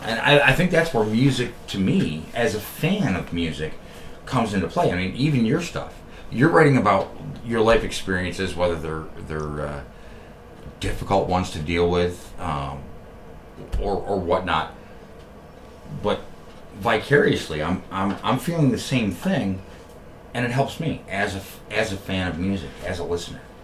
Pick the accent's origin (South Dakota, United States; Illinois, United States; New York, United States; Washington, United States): New York, United States; moved away as an adult; now in Columbus, United States; I'm from New York. I'm not. I'm not from Columbus. I'm not from Ohio. Uh, but although I've lived out here for you know, going on almost 14 years at this point